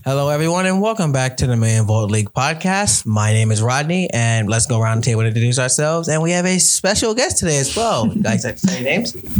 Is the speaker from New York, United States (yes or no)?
yes; New York City, New York, United States; I was actually born and raised in Brooklyn